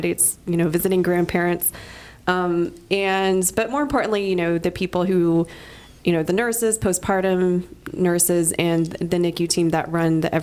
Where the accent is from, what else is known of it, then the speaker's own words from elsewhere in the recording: Dallas, Texas, United States; moved away as an adult; also born or lived in College Station, Texas / Fort Worth, Texas / Chicago, Illinois; I'm from Dallas